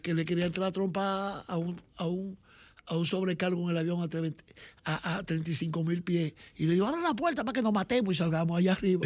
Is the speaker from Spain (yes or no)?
no; Dominican Republic; nosotros los dominicanos